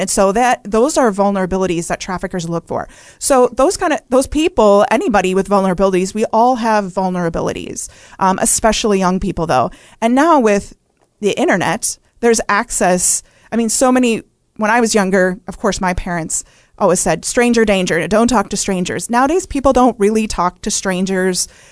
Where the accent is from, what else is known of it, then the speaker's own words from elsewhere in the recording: Wisconsin, United States; I grew up in Wisconsin